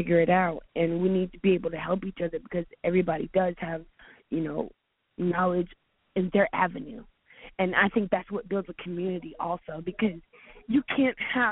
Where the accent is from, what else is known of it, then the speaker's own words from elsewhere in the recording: Charleston, South Carolina, United States; now in Atlanta, United States; I'm from Charleston, South Carolina